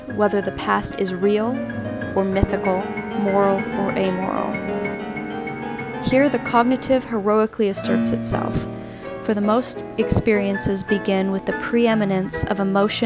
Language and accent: English; Southern California, United States; moved away as an adult; also born or lived in Oregon; I've recently moved back to my hometown in Southern California after living in Oregon for several years while going to school